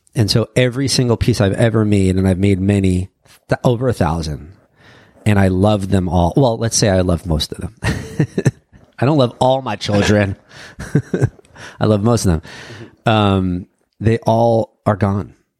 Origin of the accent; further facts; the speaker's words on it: New York, United States; I grew up in New York